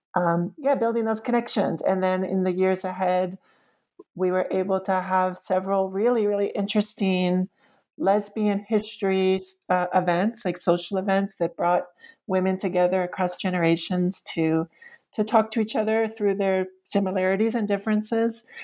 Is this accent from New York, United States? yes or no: yes; New York City, New York, United States; moved away as an adult; now in Roanoke, United States; I had been raised with as a New Yorker